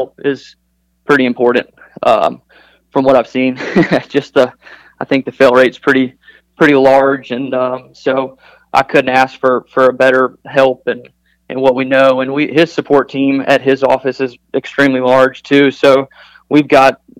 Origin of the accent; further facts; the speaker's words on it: Charlotte, North Carolina, United States; growing up in Charlotte